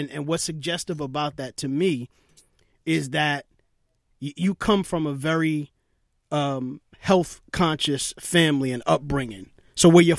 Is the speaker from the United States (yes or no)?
yes; New York City, New York, United States; I grew up in Brooklyn